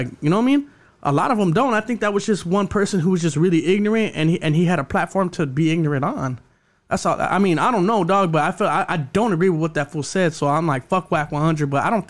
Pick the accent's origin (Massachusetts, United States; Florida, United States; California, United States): California, United States; Los Angeles; I'm from Dogtown